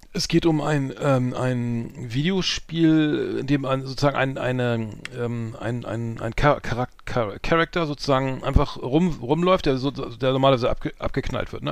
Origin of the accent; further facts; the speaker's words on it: Bremen, Germany; ich als Bremer